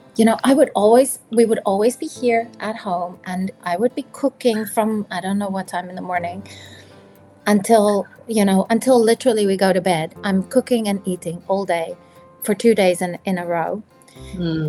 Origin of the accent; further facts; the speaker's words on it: South Africa; moved away; I grew up in South Africa where it's summer for Christmas